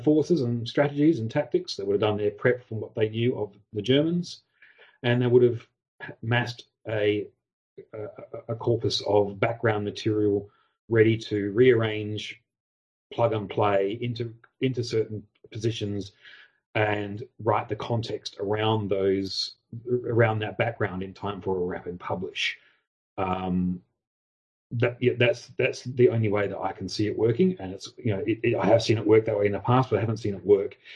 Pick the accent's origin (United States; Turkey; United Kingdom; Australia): Australia; I'm Australian